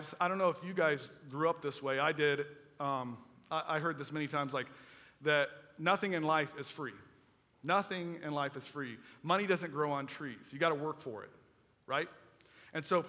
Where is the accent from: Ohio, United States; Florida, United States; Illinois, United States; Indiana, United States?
Florida, United States; Melbourne; I went to high school over at Melbourne High School